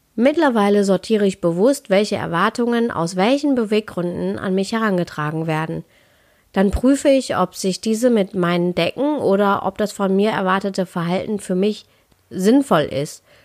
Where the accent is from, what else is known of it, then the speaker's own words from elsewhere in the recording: Ruhr area, North Rhine-Westphalia, Germany; ich komme ja aus dem Ruhrpott